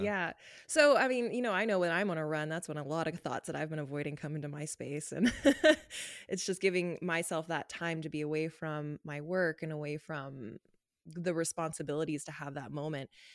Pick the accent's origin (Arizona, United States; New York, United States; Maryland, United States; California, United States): California, United States; Los Angeles; moved away as an adult; now in Canada; I grew up in Los Angeles